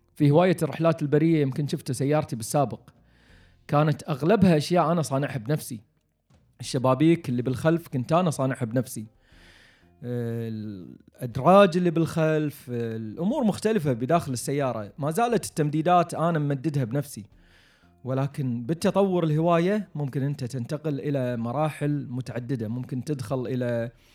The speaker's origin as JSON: {"language": "Arabic", "country": "Kuwait", "said": "عندنا بالكويت"}